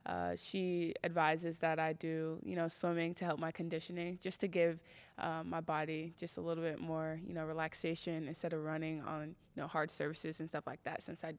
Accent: Texas, United States; moved away as an adult; now in Tennessee, United States; Growing up in Texas was exciting.

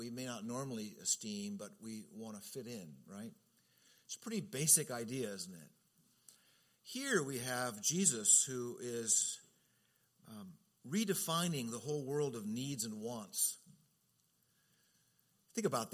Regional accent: Southern California, United States; as a kid growing up in Southern California

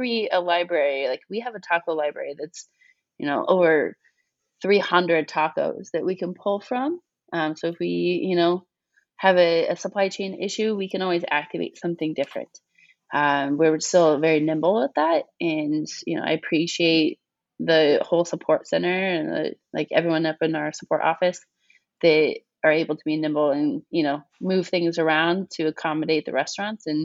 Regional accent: Kansas City, Missouri, United States; moved away as an adult; now in Chicago, United States; born and raised in Kansas City, and I moved

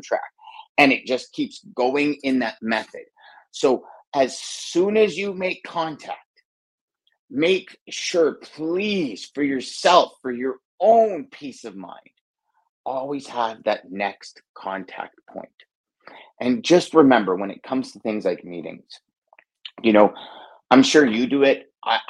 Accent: Canada; maybe I'm Canadian

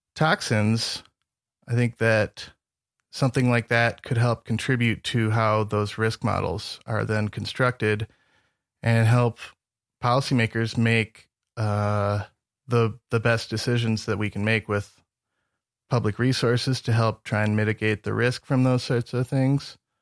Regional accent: Northern Michigan, United States; moved away as an adult; now in Montana, United States; I grew up in Northern Michigan

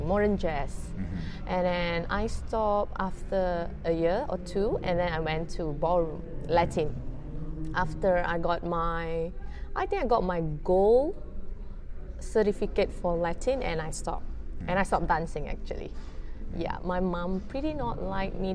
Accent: Malaysia; from Malaysia.

